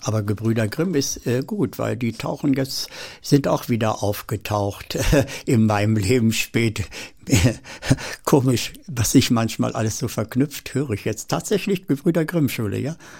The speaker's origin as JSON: {"language": "German", "town": "Seelze", "region": "Lower Saxony", "country": "Germany", "tie": "born or raised there", "also_born_or_lived": "Hettershausen, Göttingen district", "said": "wir sind dann von dort aus äh, zu meinem Großvater nach Letter bei Hannover gekommen"}